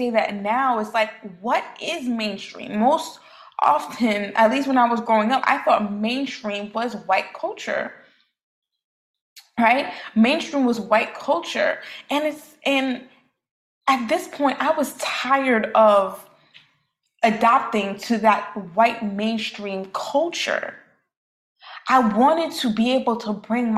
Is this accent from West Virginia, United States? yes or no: no; New York City, New York, United States; growing up in Brooklyn, New York